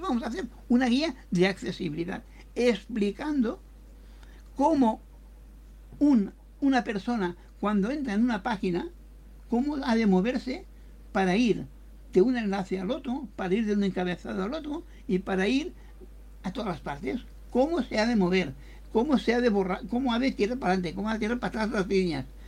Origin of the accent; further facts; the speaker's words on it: Catalonia, Spain; somos de Cataluña, los dos